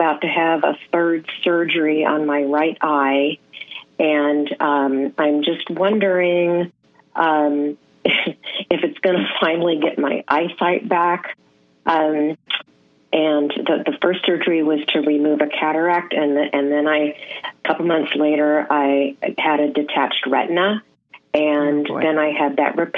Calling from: Lafayette, California, United States; I'm calling from Lafayette, California

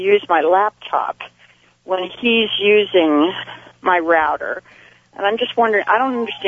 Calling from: San Jose, California, United States; I'm calling from San Jose.

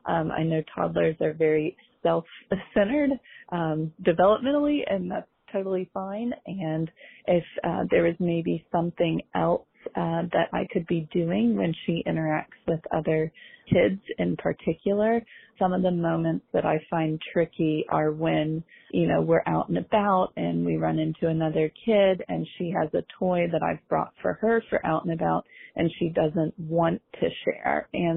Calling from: Philadelphia, Pennsylvania, United States; I am from Philadelphia.

